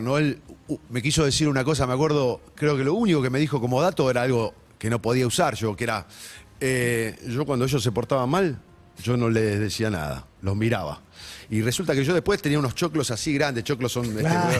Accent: Ciudadela, Buenos Aires Province, Argentina; also born or lived in Ramos Mejía; Yo soy de Ramos Mejía, pero hice primaria y secundaria en Ciudadela, entonces los arrabales del del, del fuerte, los conozco bien de chico

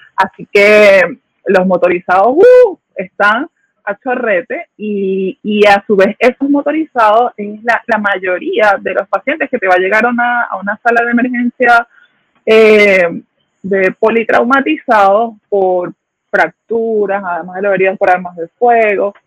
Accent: Aragua, Venezuela; moved away as an adult; also born or lived in Caracas, Venezuela / Guárico, Venezuela; now in Puerto Rico; yo nací en Caracas, eh, crecí en el estado Aragua

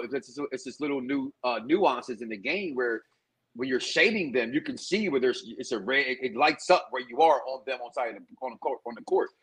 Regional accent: Chicago, Illinois, United States; now in Florida, United States; I'm from Chicago.

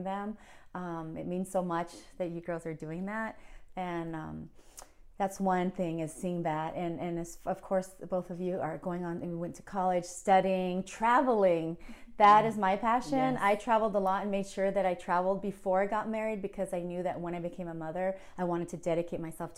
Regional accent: Oceanside, California, United States; also born or lived in Vista, California; I was born in Oceanside, California. I come from a parents, my father is from Ciudad Juarez, Mexico. And he came when he was young, and my mother is from Iwakuni, Japan. And so I grew up between Oceanside and the city of Vista.

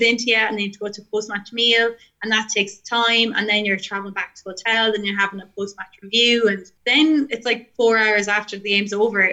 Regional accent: Offaly, Leinster, Ireland; also born or lived in Westmeath; I'm from Offaly

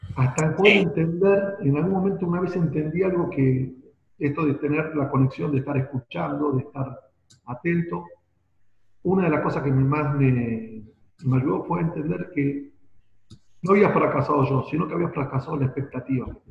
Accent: Buenos Aires, Argentina; soy de Buenos Aires, nací acá hace apenas 50 años

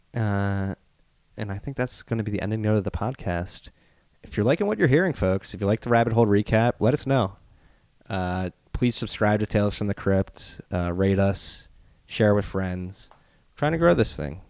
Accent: Philadelphia, Pennsylvania, United States; accent: Philly; I got my Philly accent.

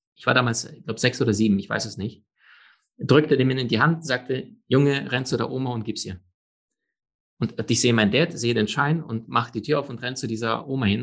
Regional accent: Germany; bei uns in Deutschland

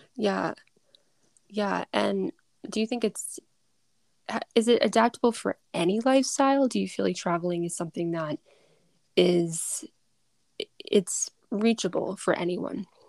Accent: Massachusetts, United States; I'm from Mass

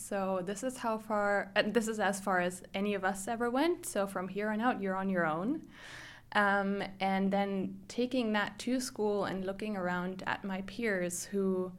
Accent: Germany; moved away as an adult; now in Vancouver, Canada; I'm originally from Germany, where I grew up as the oldest of three kids in a pretty large extended family.

